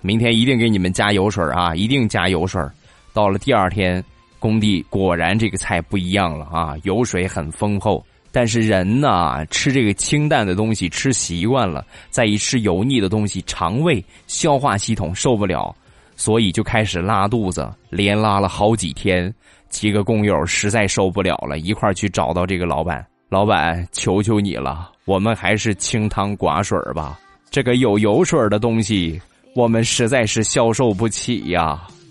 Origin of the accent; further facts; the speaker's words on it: Rizhao, Shandong, China; 这是我们日照比较出名的产业，种茶的